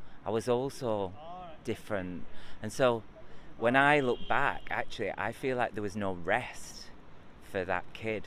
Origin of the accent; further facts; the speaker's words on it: Preston, North West England, United Kingdom; I grew up in Preston, and I on a council estate